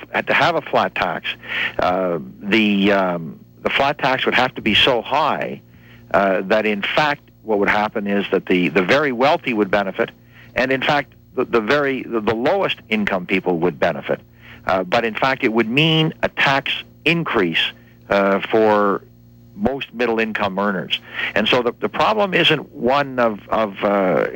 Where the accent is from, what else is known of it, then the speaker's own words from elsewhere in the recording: Windsor, Ontario, Canada; now in Quebec, Canada; I grew up in Ontario. I grew up not far from here in Windsor